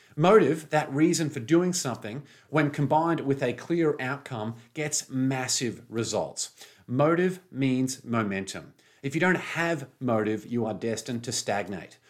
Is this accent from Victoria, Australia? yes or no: no; Brisbane, Queensland, Australia; at the Pullman Hotel in Brisbane City, my hometown.